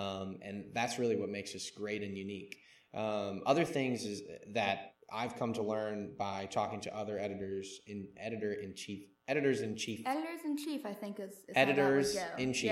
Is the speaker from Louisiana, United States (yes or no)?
yes; Mandeville, Louisiana, United States; I'm from Mandeville, Louisiana. Born and raised there